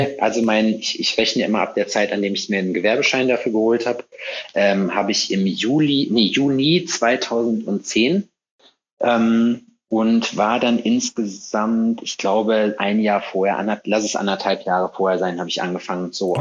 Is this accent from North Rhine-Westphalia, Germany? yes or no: yes; North Rhine-Westphalia, Germany; moved away as an adult; now in Jena, Germany; Ich komme aus Nordrhein-Westfalen ursprünglich.